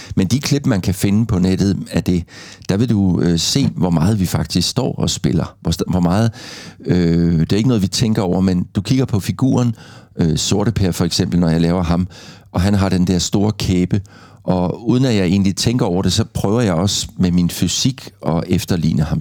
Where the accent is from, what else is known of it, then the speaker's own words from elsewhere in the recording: Gråsten, Southern Denmark, Denmark; accent: South Jutlandic; da jeg voksede op i Grosten